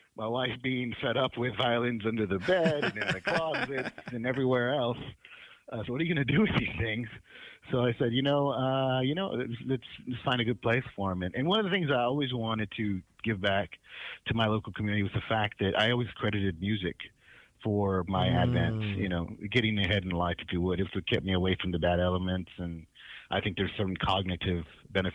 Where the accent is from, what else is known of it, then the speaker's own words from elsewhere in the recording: Houston, Texas, United States; moved away as an adult; also born or lived in North Dakota / New York; I grew up, born and raised in Magnolia Park